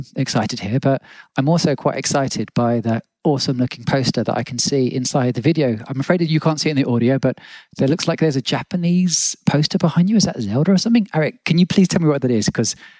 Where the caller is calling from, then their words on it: Berlin, Germany; I'm calling from Berlin.